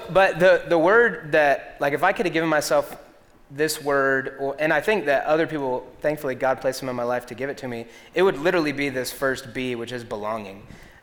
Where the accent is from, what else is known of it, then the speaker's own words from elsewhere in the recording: Greenville, South Carolina, United States; also born or lived in Columbia, South Carolina / Florida / Alabama / Atlanta; I was born in Columbia, South Carolina, right in Lexington, where you guys are at. And then we moved to Florida for 6 months. So I was in Columbia for 5 years. Florida for 6 months, Alabama for 3 years, Atlanta for 1 year, and then to Greenville.